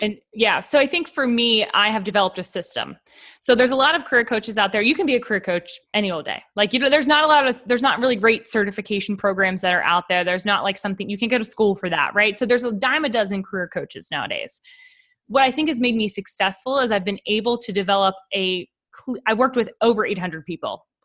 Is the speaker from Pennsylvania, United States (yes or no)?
yes; Pittsburgh, Pennsylvania, United States; moved away as an adult; also born or lived in New York City; now in Nashville, United States; I grew up in Pittsburgh, Pennsylvania